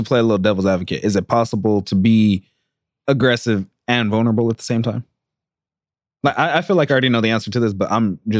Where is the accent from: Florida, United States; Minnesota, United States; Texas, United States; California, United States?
California, United States; San Jose; I grew up in San Jose, East San Jose to be exact.